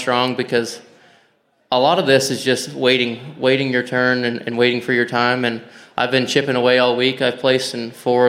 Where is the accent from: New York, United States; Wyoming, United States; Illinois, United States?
Wyoming, United States; So I go down to Texas. I'm from Wyoming. I go to Texas 2 years ago in the winter.